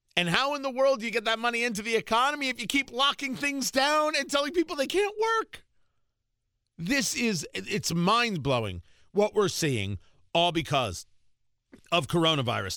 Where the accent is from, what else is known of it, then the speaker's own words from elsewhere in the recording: New Jersey, United States; I grew up in Jersey